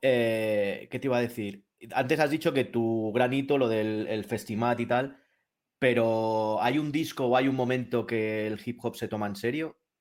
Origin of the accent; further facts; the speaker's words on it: Madrid, Community of Madrid, Spain; yo también soy de Madrid